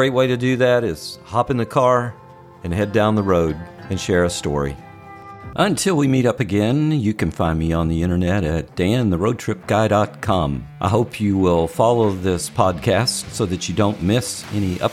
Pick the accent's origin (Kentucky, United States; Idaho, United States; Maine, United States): Kentucky, United States; Pine Knot; moved away; my hometown, Pine Knot, Kentucky